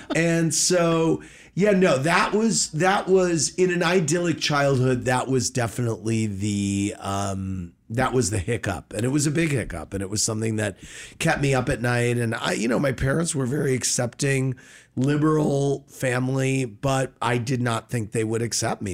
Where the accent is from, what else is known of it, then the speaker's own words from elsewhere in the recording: St. Louis, Missouri, United States; Born and raised in Saint Louis